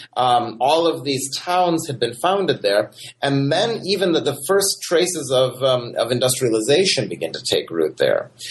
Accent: Michigan, United States; moved away as an adult; also born or lived in Milwaukee, Wisconsin / Champaign-Urbana, Illinois; now in Birmingham, United States; I'm from Michigan originally

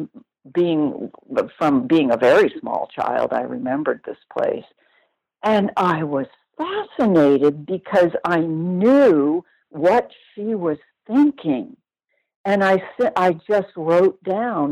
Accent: New York, United States; moved away as an adult; also born or lived in Los Angeles; I lived near New York all my life

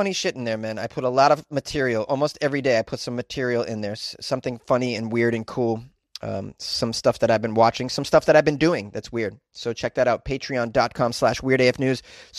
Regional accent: Massachusetts, United States; I'm from Massachusetts

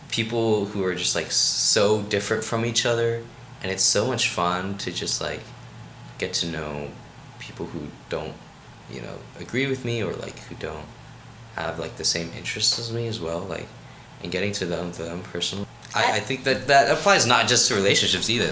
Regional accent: Rockville, Maryland, United States; moved away; I'm from Rockville, Maryland

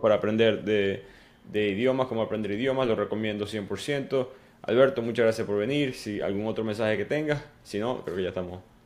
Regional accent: Venezuela; moved away as an adult; now in United States; cuando fui para la universidad allá en Venezuela

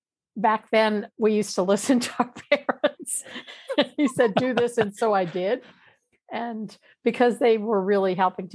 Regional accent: Louisiana, United States; also born or lived in Washington, D.C. area; And I actually had met her because we're from Louisiana, and then we moved up to outside DC area.

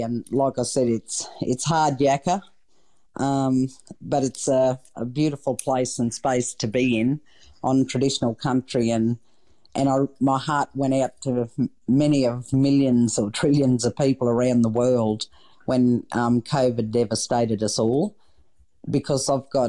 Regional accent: Queensland, Australia; to be an Australian, and I'm overly wrapped more so that I'm a Queenslander.

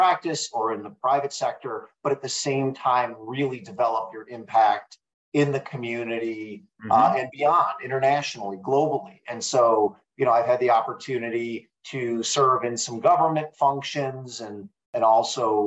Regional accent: Detroit suburbs, Michigan, United States; moved away as an adult; also born or lived in United Kingdom / Korea; now in Bay Area, United States; Originally from the Midwest, I grew up in the Detroit suburbs

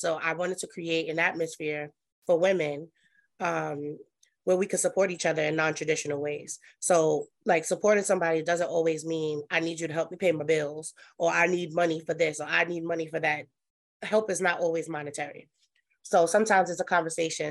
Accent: New York City, New York, United States; I am from Brooklyn, New York. Um, that's where I was born and raised

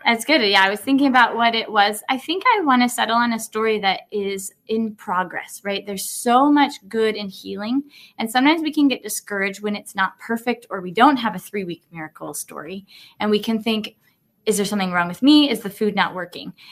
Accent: Colorado, United States; having a primary care clinic in my hometown in Colorado

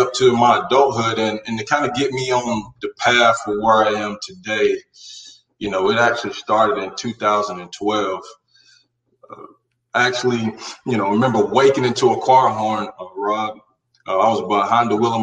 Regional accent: Carolina, United States; born or raised there

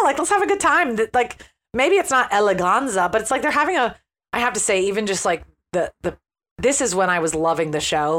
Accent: United States; as an American

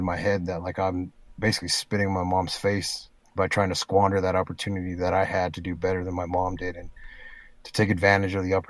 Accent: Spanish Fork, Utah, United States; We settled down, well, junior high. We settled down in a city called Spanish Fork when I was in middle school.

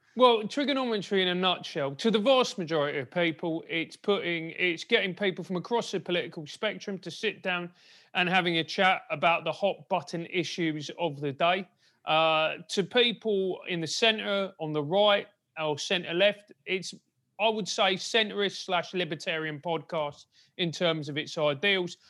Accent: London, United Kingdom; I grew up in a, in a rather glamorous part of South London called Motspur Park

